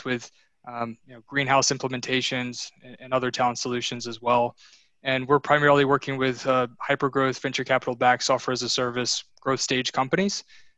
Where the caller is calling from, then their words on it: Sterling, Virginia, United States; I'm in Northern Virginia, Sterling.